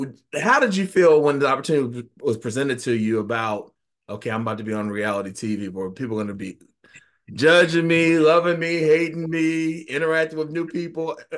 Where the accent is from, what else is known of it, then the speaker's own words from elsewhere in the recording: Virginia, United States; I'm from Virginia